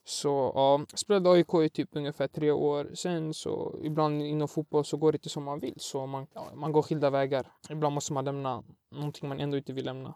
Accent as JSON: {"language": "Swedish", "country": "Sweden", "tie": "born or raised there", "said": "Jag är faktiskt född i Sverige men mina Alltså etniskt eh, är jag från Irak"}